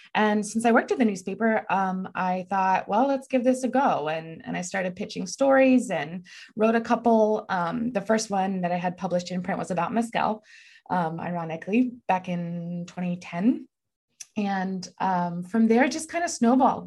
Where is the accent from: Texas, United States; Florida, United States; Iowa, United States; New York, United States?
Texas, United States; I'm from Texas